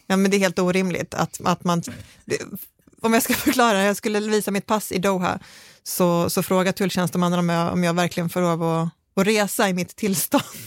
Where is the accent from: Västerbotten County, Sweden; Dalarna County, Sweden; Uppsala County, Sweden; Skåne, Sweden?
Skåne, Sweden; för mig som är skåning